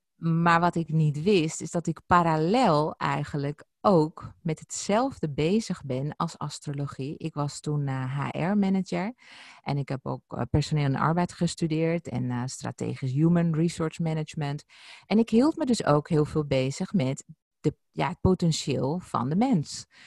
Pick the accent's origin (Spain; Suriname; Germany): Spain; Ibiza, Balearic Islands; ons huis op Ibiza, waar ik geboren ben